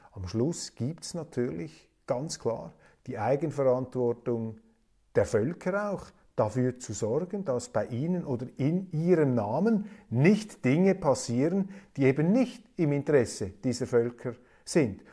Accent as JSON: {"language": "German", "region": "Zurich", "country": "Switzerland", "said": "ich bin ja Zürcher"}